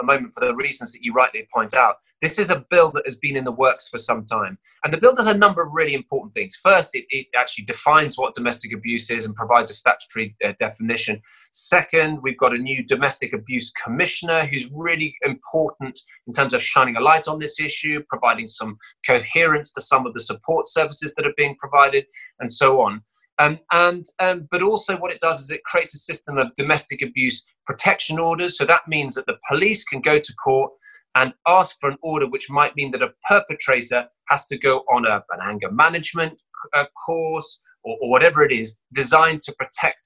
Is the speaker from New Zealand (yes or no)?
no; Cheltenham, South West England, United Kingdom; this is where I grew up.